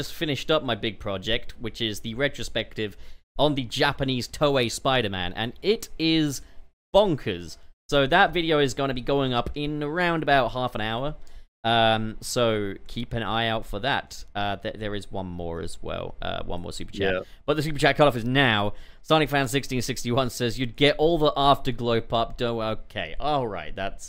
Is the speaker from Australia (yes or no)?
no; United Kingdom; We are both British.